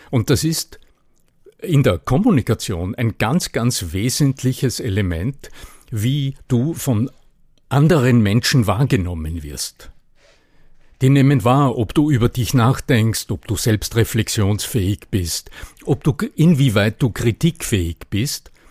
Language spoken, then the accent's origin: German; Upper Austria, Austria; Denn so habe ich nicht geklungen, als ich aufgewachsen bin. Ich bin in Oberösterreich aufgewachsen und da redet man so